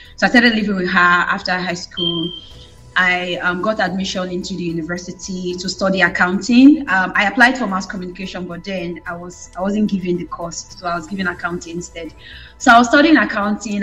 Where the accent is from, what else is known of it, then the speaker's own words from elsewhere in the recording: Benin City, Edo, Nigeria; I was from that part of Nigeria. I'm from Benin.